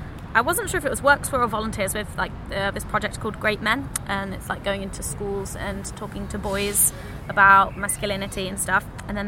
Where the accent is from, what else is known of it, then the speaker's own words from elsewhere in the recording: United Kingdom; I'm saying we because I'm British and I feel like we need to own this history.